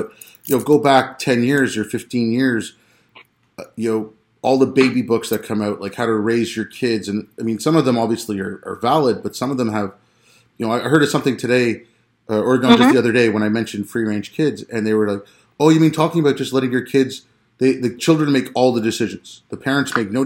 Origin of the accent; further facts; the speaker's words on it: Montreal, Quebec, Canada; I grew up in Montreal.